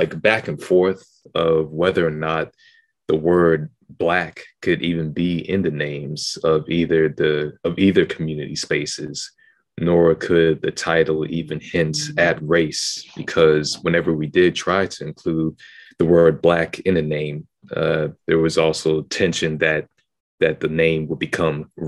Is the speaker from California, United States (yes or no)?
no; Houston, Texas, United States; moved away as an adult; I'm from Houston, Texas. So from elementary to middle school, I was always at a predominantly Black school.